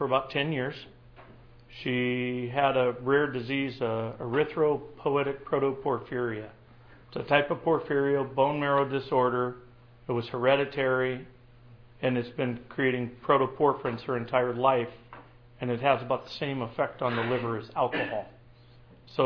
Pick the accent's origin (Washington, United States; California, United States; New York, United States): Washington, United States; Tacoma; I grew up in the Tacoma, Puyallup area